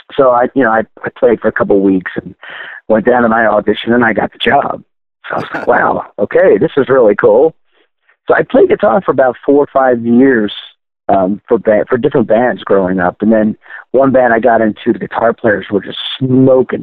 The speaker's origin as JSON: {"language": "English", "town": "Baltimore", "region": "Maryland", "country": "United States", "tie": "born or raised there", "said": "I grew up in Baltimore, Maryland."}